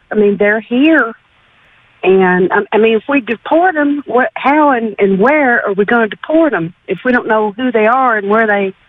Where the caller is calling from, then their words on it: Livingston, Texas, United States; I'm calling from Livingston.